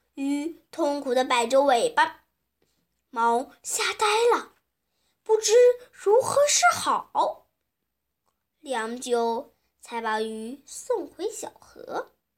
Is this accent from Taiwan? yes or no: no; Shanxi, China; 我是来自山西的